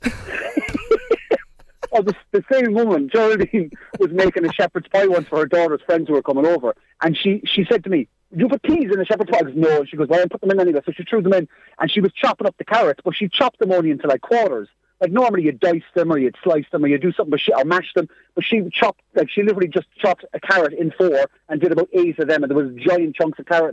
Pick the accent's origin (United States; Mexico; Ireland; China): Ireland; Cork, Munster; accent: Cork; I have a Cork accent, and when I went to LA as well, being Irish